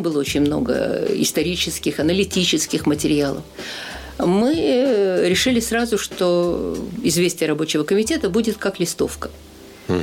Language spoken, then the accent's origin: Russian; Sakhalin Oblast, Russia; moved away as an adult; also born or lived in Sovetsk, Kaliningrad Oblast, Russia; now in Transnistria; Выросла на Сахалине